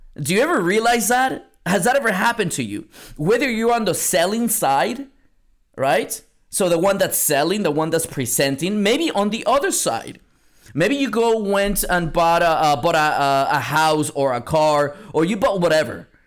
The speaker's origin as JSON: {"language": "English", "town": "San Antonio", "region": "Texas", "country": "United States", "moved": "yes", "lives_now": "Seattle, United States", "said": "I'm from San Antonio, Texas. Now I live in Seattle, Washington"}